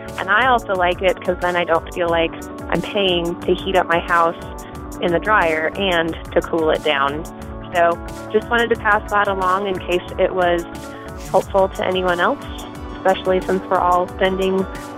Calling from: Columbia, South Carolina, United States; I'm calling from Columbia, South Carolina.

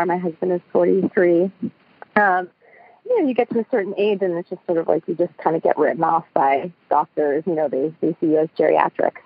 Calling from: Oakland, California, United States; I'm calling from Oakland, California.

